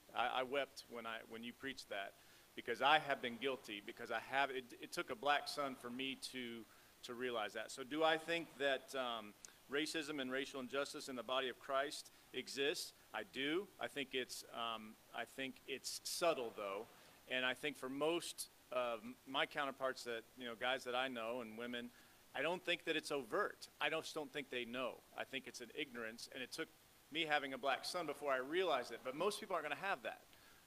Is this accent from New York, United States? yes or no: no; Chicago, Illinois, United States; born there; Briefly about me, I was born in Chicago, but kind of bounced around the Midwest. So I grew up in a primarily white neighborhood.